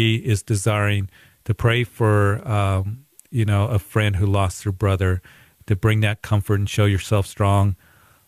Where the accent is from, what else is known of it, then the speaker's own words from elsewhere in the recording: Greeley, Colorado, United States; my hometown of Greeley